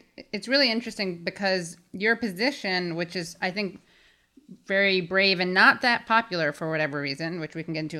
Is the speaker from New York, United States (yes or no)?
yes; New York City, New York, United States; I'm from the Upper West Side